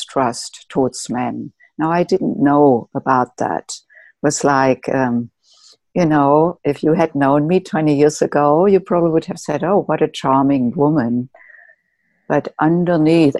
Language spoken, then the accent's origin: English; Germany; moved away as an adult; now in United States; I grew up in Germany and came to the United States when I was in my late 20s to do postgraduate work